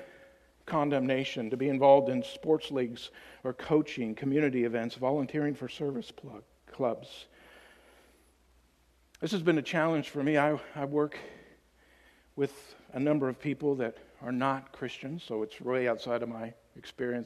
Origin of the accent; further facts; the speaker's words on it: Tennessee, United States; I'm from Tennessee, so that's our team